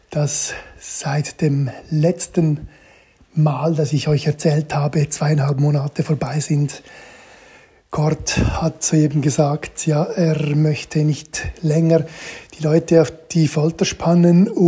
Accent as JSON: {"language": "German", "region": "Ticino", "country": "Switzerland", "tie": "born or raised there", "said": "meine Eltern, meine Geschwister und ich im Tessin in der Südschweiz aufgewachsen sind. Und ich betone, ich bin da halt leider in Anführungszeichen nur aufgewachsen als Kind."}